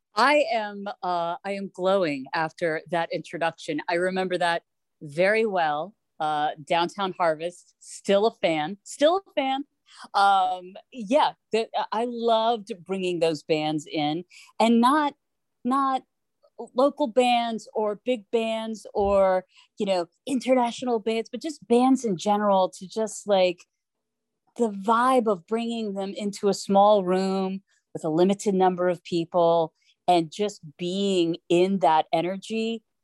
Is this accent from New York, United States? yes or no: no; Atlanta, Georgia, United States; moved away; I was growing up in Atlanta